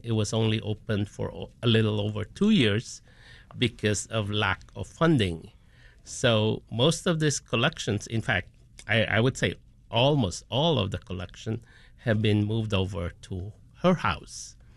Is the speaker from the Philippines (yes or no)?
yes; Philippines; now in Chicago, United States; born and raised in the Philippines, but now have spent two-thirds of my time of my life here in the U S